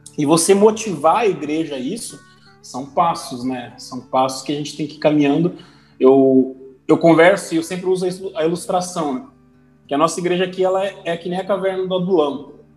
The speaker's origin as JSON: {"language": "Portuguese", "area": "Gaúcho", "region": "Rio Grande do Sul", "country": "Brazil", "said": "eu que sou gaúcho"}